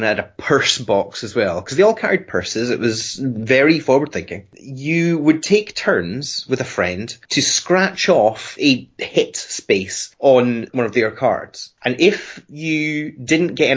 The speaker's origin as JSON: {"language": "English", "country": "United Kingdom", "said": "being a British kid"}